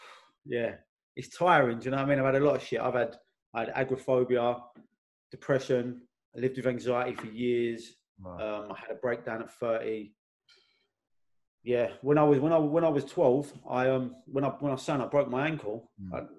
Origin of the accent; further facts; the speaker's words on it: London, United Kingdom; also born or lived in Blackheath, London; I'm from Elephant and Castle originally, like, and my mum moved to Blackheath. I was at my nan's all the time.